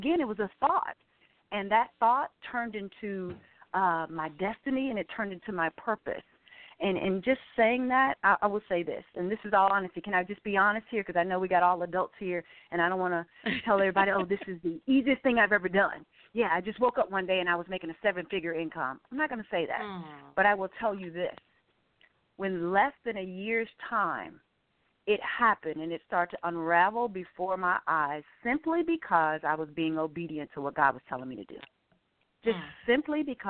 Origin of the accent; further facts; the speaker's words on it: Arkansas, United States; I'm a country girl. I'm originally from Arkansas. Grew up, 12 children